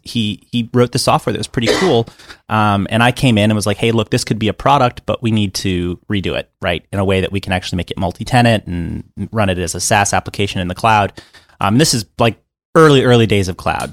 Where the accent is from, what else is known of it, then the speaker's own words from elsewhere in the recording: Miami, Florida, United States; also born or lived in Atlanta; now in Los Angeles, United States; I was growing up in Miami, Florida.